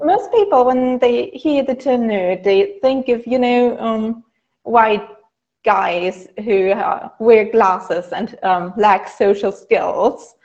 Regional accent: Germany; I'm from Germany

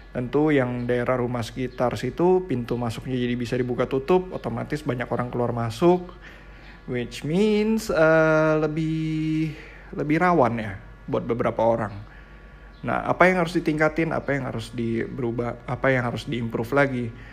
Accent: Indonesia

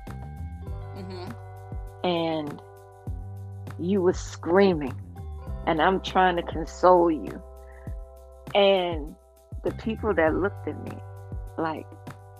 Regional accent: New York, United States; I'm a New Yorker

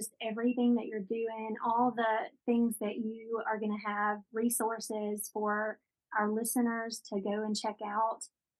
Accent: West Monroe, Louisiana, United States; now in Oxford, United States; I'm from West Monroe.

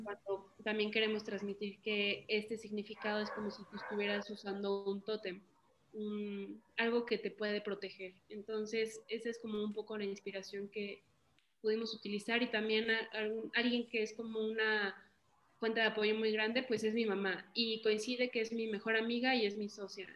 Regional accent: Morelia, Michoacán, Mexico; moved away as an adult; now in Mexico City, Mexico; Nosotras somos de Morelia, Michoacán. Estamos ahorita actualmente en la Ciudad de México. Yo me vine hace tres años por mi carrera

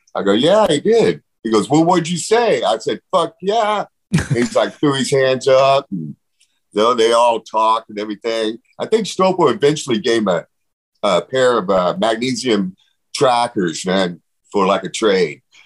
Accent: Pasadena, Texas, United States; also born or lived in Houston, Texas; I was born in Houston, and uh, we lived in Pasadena, Pasadena, Texas, a little suburb of Houston

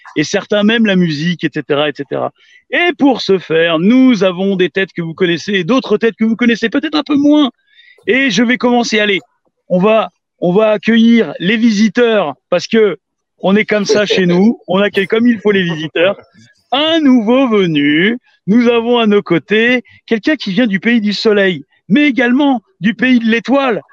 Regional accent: Paris, Île-de-France, France; je suis parisien

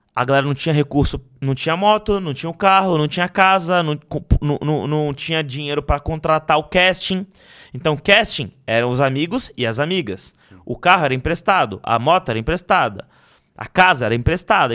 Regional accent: Guarujá, São Paulo, Brazil; sair da favela que eu cresci

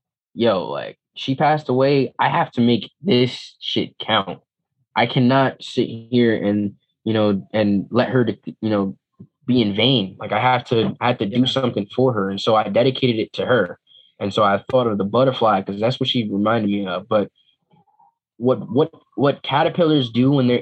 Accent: Teaneck, New Jersey, United States; I'm from the New York, New Jersey area

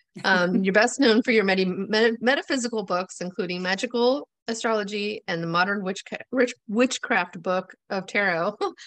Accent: Florida, United States; also born or lived in New York; So I grew up in Florida in the 80s.

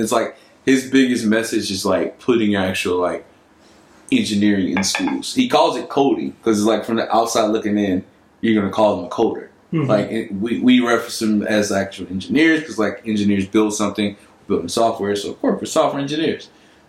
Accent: Lithonia, Georgia, United States; also born or lived in Stone Mountain, United States; growing up in Lithonia, growing up in Stone Mountain, like, all these kids wouldn't have nothing to do.

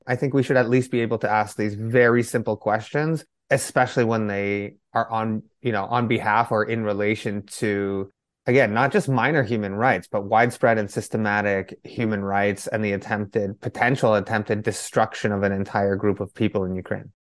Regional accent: Canada; my family is originally from Poland. The way that I grew up, especially in, in Canada

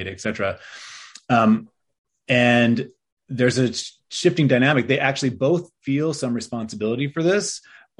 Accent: Berkeley, California, United States; I grew up in Berkeley, California

